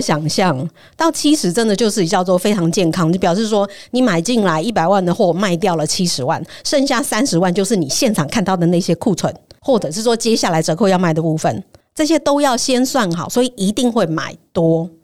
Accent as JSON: {"language": "Chinese", "country": "Taiwan", "said": "我们台湾人"}